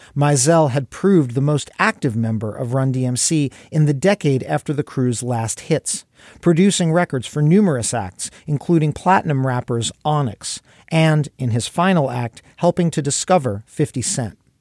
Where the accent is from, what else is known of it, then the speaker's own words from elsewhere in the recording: Brooklyn, New York, United States; my hometown of Brooklyn